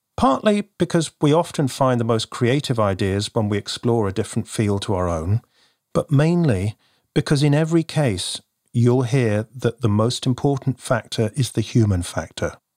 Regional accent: United Kingdom; also born or lived in near Bristol / London; You can probably tell from my accent, I hail from the U K

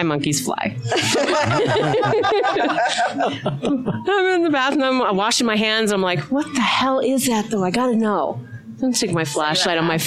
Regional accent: New York City, New York, United States; moved away as an adult; also born or lived in Arizona; now in Utah, United States; I'm from New York

